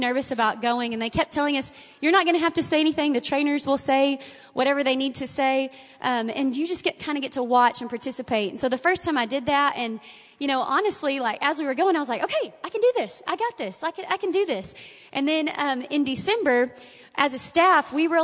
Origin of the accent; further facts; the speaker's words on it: Bonham, Texas, United States; When I was growing up in Bonham, my daddy was a pastor